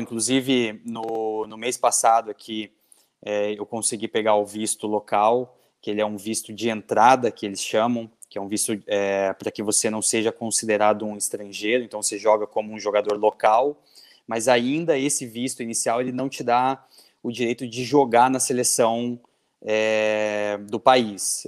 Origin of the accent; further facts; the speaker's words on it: Curitiba, Paraná, Brazil; moved away as an adult; now in Bahrain; eu sou de Curitiba